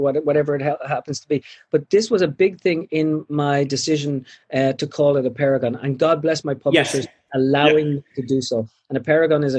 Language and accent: English; Ireland; now in United States; I feel entirely Irish.